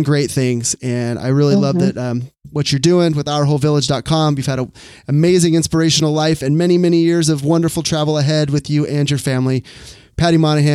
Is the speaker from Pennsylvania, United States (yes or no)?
no; Sacramento, California, United States; walking through Sacramento here, my hometown